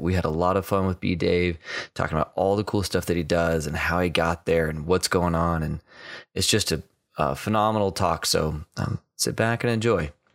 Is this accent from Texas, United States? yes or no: yes; Texas, United States; I grew up in Texas